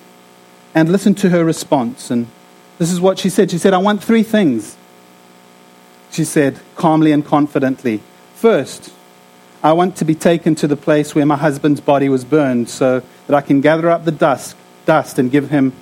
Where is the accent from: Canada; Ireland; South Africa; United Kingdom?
South Africa; moved away; I'm from South Africa